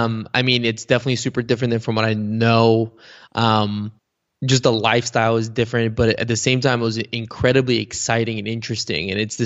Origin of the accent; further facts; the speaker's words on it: Bulgaria; first language bg; English is a second language; when you're growing up in Bulgaria, because, you know, Bulgarian is spoken by what, like 7 million people.